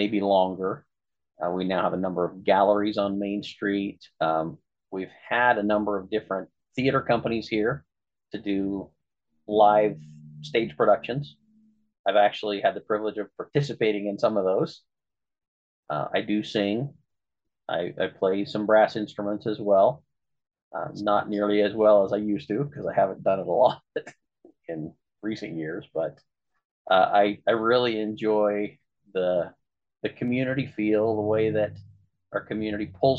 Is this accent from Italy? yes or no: no; Orangeville, Utah, United States; moved away as an adult; also born or lived in Emery County, Utah; now in Grand Junction, United States; is also from Orangeville, Utah, my hometown.